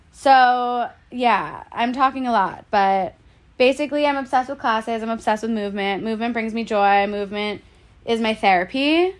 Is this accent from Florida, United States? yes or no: yes; Boca Raton, Florida, United States; moved away as an adult; now in New York, United States; I grew up in Boca Raton, Florida. I went to school there, moved to New York